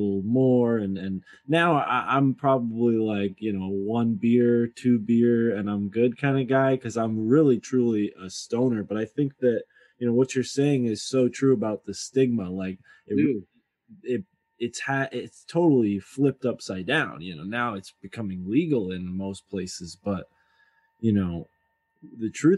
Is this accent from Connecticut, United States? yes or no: yes; Milford, Connecticut, United States; I'm from Milford, like New Haven area.